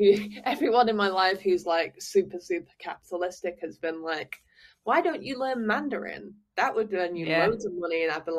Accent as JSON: {"language": "English", "town": "Manchester", "region": "North West England", "country": "United Kingdom", "moved": "as an adult", "lives_now": "Paris, France", "said": "I feel very strongly about where I'm from, and I'm very sort of connected to, you know, being a Manc, being a Northerner"}